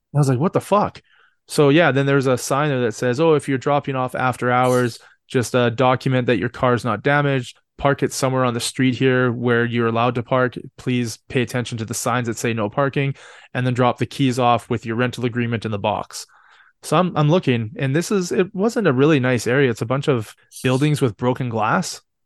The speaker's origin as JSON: {"language": "English", "country": "Canada", "said": "I'm Canadian"}